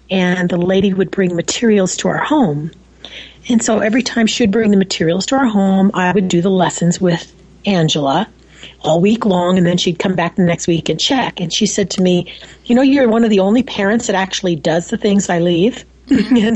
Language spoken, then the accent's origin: English; Wichita, Kansas, United States; also born or lived in New York; now in Nebraska, United States; No, actually, um, I was born in New York and moved to Wichita, Kansas.